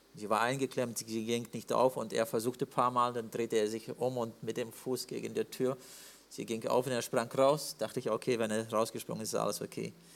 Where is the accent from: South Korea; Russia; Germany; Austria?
Russia; Siberia; im Norden bei uns in Sibirien